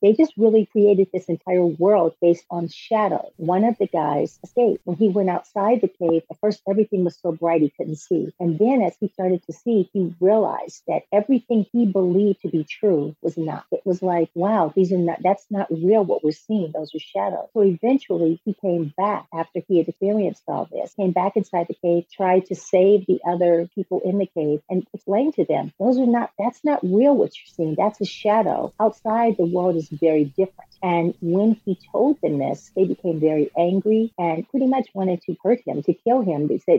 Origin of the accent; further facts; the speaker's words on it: California, United States; I was born and raised here in California specifically.